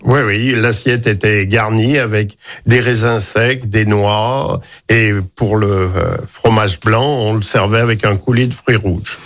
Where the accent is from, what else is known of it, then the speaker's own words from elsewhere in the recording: Lyon, Auvergne-Rhône-Alpes, France; also born or lived in Civrieux, Dombes; natif de la Croix-Rousse